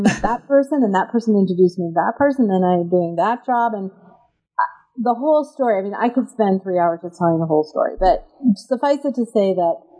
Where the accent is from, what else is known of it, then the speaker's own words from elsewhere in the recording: East Coast of the United States, United States; I grew up in the East Coast of the United States and to academic parents